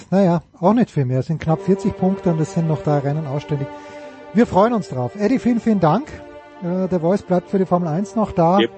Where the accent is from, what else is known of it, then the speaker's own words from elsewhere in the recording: Austria; ich als Österreicher hätte das so geregelt